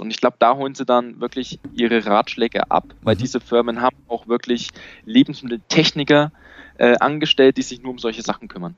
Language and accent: German; Bavaria, Germany